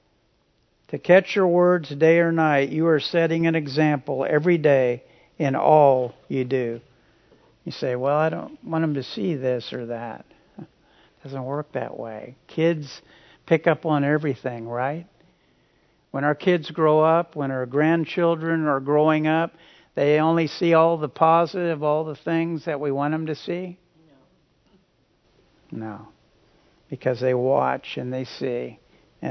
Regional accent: Hutchinson, Kansas, United States; where I grew up in Hutchinson

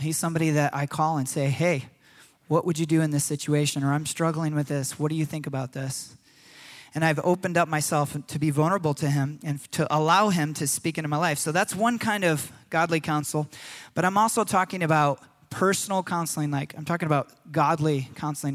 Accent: United States; as Americans

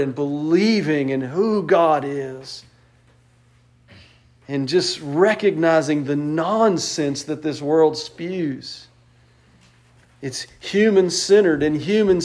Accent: West Texas, United States; I grew up in West Texas.

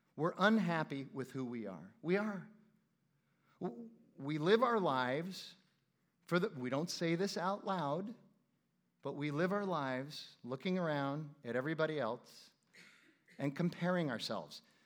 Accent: Phoenix, Arizona, United States; I'm from Phoenix

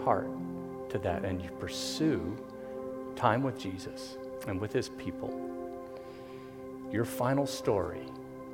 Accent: Miami, Florida, United States; hoodlum and little wannabe hippie growing up in Carroll City, Miami, Florida

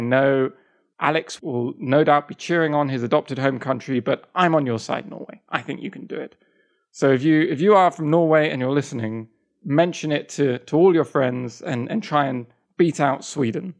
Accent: England, United Kingdom; moved away as an adult; also born or lived in Kyoto, Japan; I'm not American, I'm English

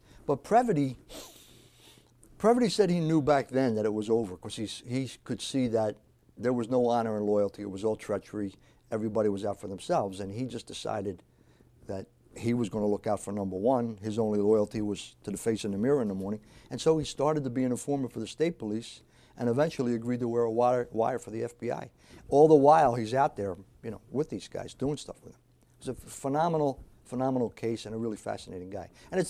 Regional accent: Philadelphia, Pennsylvania, United States; born there; I think I benefited from the fact that I was born in South Philadelphia. I'm an Italian-American, so we have that kind of ethnic, cultural connection.

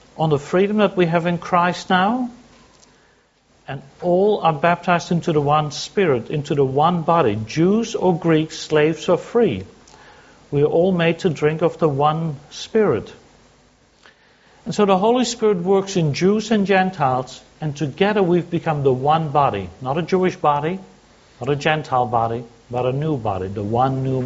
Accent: Sydney, New South Wales, Australia; I come from Sydney

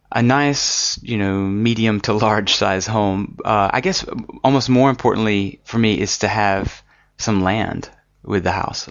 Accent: Alabama, United States; I grew up in Alabama, and I really like the landscape there

